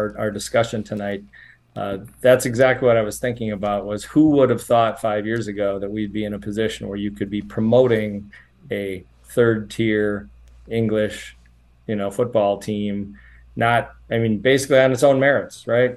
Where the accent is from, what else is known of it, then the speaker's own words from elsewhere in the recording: Wisconsin, United States; as a good, you know, upper Midwesterner